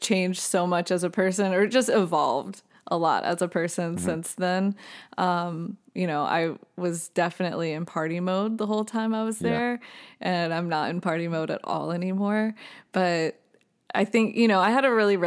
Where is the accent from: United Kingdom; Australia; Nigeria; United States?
United States; Virginia Beach, Virginia; moved away as an adult; now in Nashville, United States; I grew up in Virginia Beach